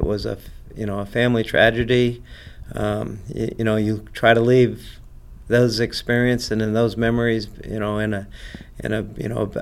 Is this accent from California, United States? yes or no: no; Rhode Island, United States; growing up in Rhode Island